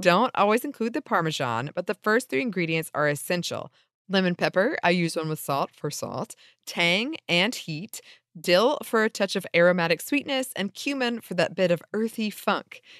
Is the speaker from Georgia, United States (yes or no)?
yes; Atlanta, Georgia, United States; we're from Atlanta